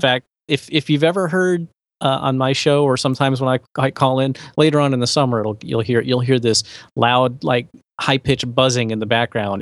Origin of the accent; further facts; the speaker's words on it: West Palm Beach, Florida, United States; I'm from West Palm Beach, which is adjacent to Palm Beach